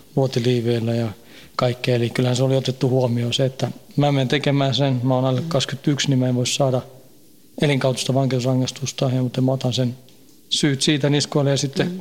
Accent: Stockholm suburb, Stockholm County, Sweden; moved away as an adult; now in Finland; Synnyin ja kasvoin siellä, parikymmentä vuotta asuin siellä, vähän reilu

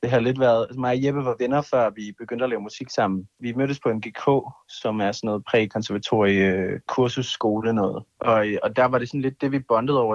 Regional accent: Kolding, Southern Denmark, Denmark; i min kælder i Kolding, hvor jeg kommer fra

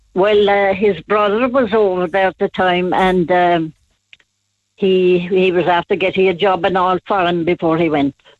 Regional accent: Templeiska, near Glanmire, County Cork, Munster, Ireland; I'm from Templeiska

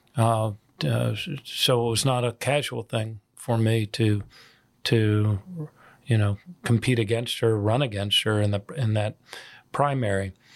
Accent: United States; as an American in Ireland.

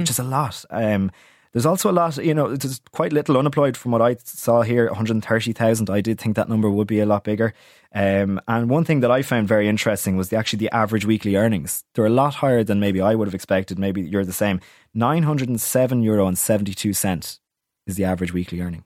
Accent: Wicklow, Leinster, Ireland; To my hometown, to Wicklow

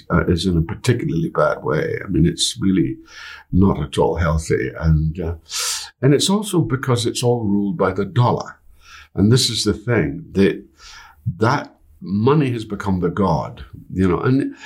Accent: United Kingdom; I'm a Brit

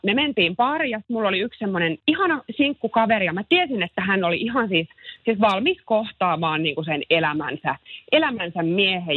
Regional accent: Helsinki, Uusimaa, Finland; olen helsinkiläinen äiti ja yrittäjä

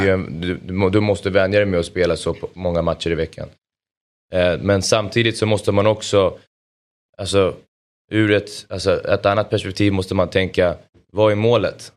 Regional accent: Solna, Stockholm County, Sweden; jag är uppvuxen i Solna

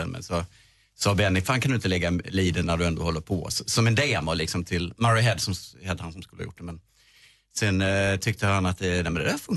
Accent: Skåne, Sweden; Ja, jag är halvdansk. Jag kommer ju från Skåne.

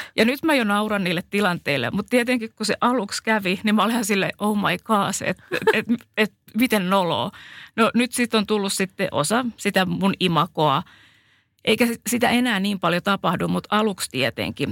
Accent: Finland; accent: Finnish; moved away

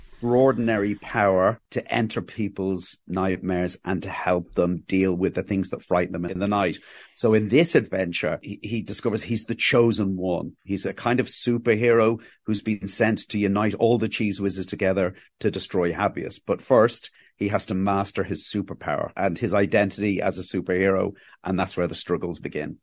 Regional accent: Ireland; accent: Cockney; also born or lived in England; I was born, I was born in England and we moved to Ireland in the, the late seventies, early nineteen eighties

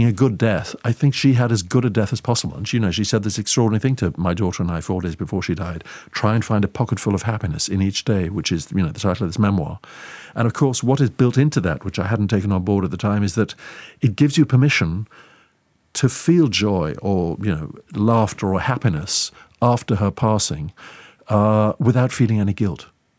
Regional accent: Eswatini; which was a nickname that she gave me because I grew up in Swaziland

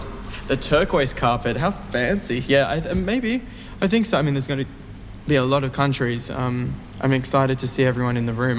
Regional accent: Australia

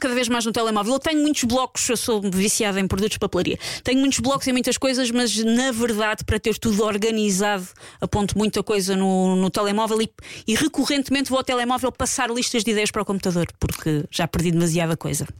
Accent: Portugal; nós, às vezes, enquanto portugueses

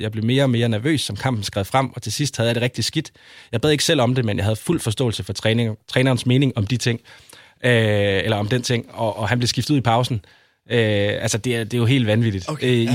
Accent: Aarhus, Central Denmark Region, Denmark; now in Copenhagen, Denmark; jeg står op for, for min, min by og mit hold

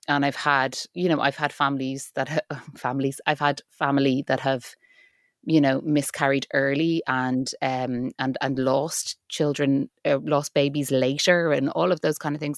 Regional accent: Ireland; I'm an Irish actor and writer

